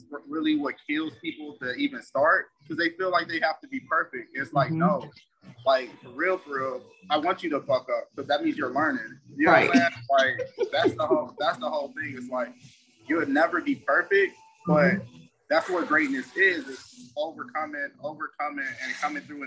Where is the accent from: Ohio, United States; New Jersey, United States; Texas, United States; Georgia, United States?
Ohio, United States; Cleveland; moved away; I'm originally from Cleveland